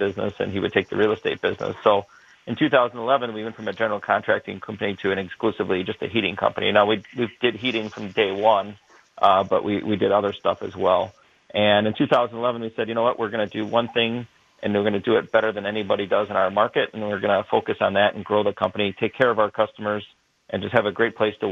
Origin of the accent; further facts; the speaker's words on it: Burlington, Wisconsin, United States; I grew up in Burlington